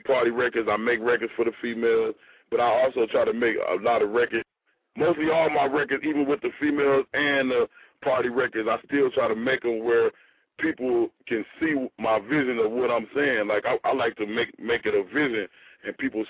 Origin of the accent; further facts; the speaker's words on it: Chicago, Illinois, United States; I'm from Chicago